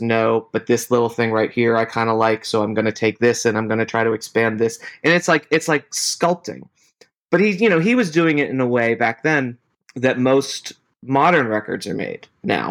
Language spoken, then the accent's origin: English; Pittsburgh, Pennsylvania, United States; our age and growing up in Pittsburgh, you had WDVE